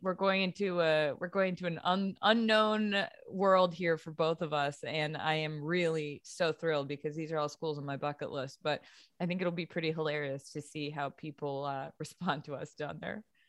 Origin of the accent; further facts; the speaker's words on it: New England, United States; I'm from New England